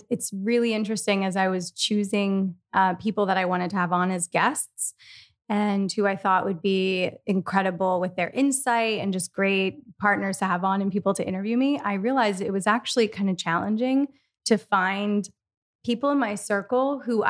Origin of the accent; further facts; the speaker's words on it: Philadelphia, Pennsylvania, United States; I'm from Philadelphia and I, you know, was born and raised in this city and then moved to the country for a little bit.